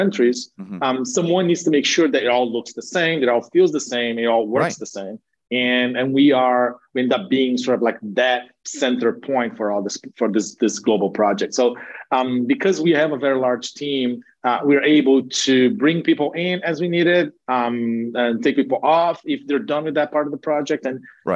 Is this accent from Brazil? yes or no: yes; Brazil; moved away as an adult; now in United States; having been born and raised in Brazil, but having spent most of my adult career, my adult life in the US